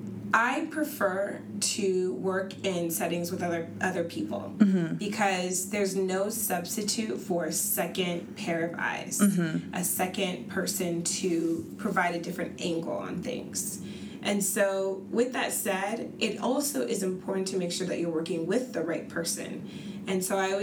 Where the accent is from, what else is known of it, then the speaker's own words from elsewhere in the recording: Arizona, United States; now in Seattle, United States; growing up in Arizona